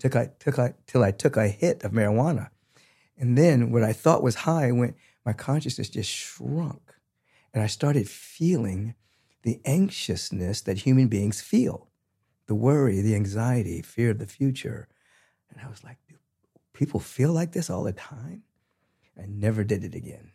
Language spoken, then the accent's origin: English; Washington, District of Columbia, United States; moved away; I'm originally from Washington, D C.